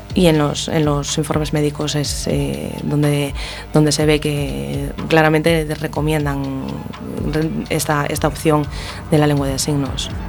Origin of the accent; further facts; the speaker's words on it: Ferrol, Galicia, Spain; en Ferrol, por ejemplo, que es de donde soy yo